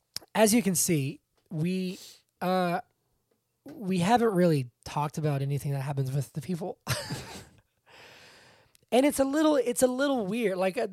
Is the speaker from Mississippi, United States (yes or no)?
no; Atlanta, Georgia, United States; we are from Atlanta and we live mm-hmm. in Georgia.